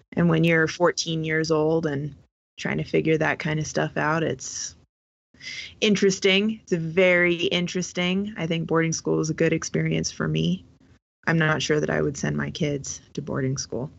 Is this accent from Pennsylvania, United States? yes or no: no; southern Colorado, United States; also born or lived in West Coast; I've lived in Colorado since I was eight years old